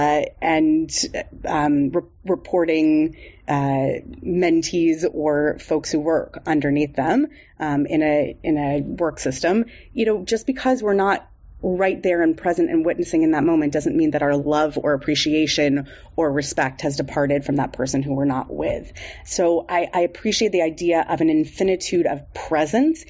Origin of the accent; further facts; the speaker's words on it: San Diego, California, United States; I grew up in San Diego